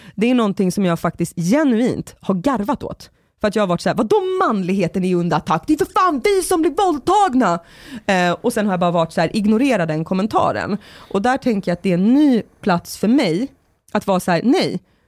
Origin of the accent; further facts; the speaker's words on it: Sorunda, Stockholm County, Sweden; i Sorunda på min gata där jag växte upp